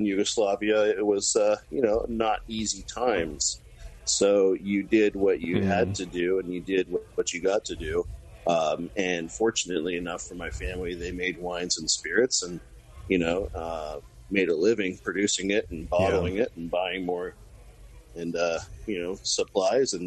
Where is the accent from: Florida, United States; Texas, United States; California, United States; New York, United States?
California, United States; I was born in California